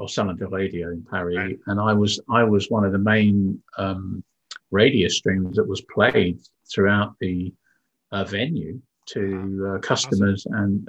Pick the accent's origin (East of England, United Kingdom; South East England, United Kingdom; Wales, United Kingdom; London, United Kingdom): South East England, United Kingdom; Windsor; moved away; also born or lived in Yorkshire; I was born in the UK um, in uh, in Yorkshire actually, so my accent should be a little bit different. But my parents moved me down south to the town of Windsor